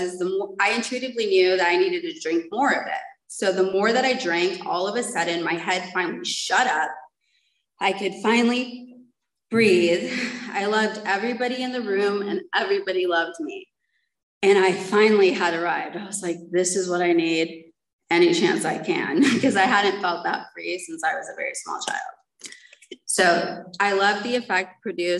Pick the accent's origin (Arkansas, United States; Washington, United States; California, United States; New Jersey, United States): California, United States; San Diego; moved away; also born or lived in Mission Viejo; my grandmother had adopted us and we moved to Mission Viejo, and I'm from San Diego